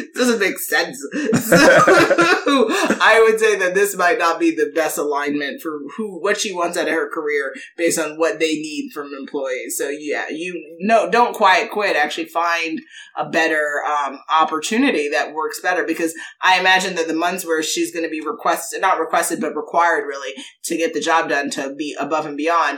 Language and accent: English; New York, United States; I'm we're from New York